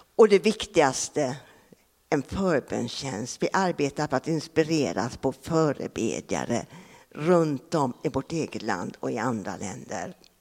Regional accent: Sweden; also born or lived in Japan / Laos; jag kommer från Grobo

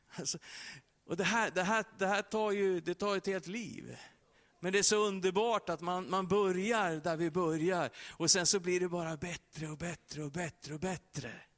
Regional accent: Sweden; Vi som är svenskar

